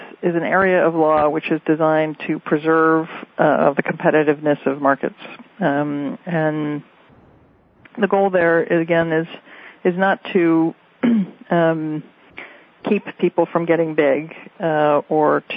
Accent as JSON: {"language": "English", "town": "Berkeley", "region": "California", "country": "United States", "tie": "born or raised there", "also_born_or_lived": "Boston / San Francisco / Washington", "moved": "as an adult", "said": "I grew up in Berkeley"}